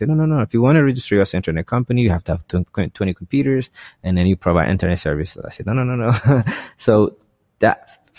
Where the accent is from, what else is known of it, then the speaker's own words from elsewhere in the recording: United States; I said, no, I grew up in the States and I have nothing.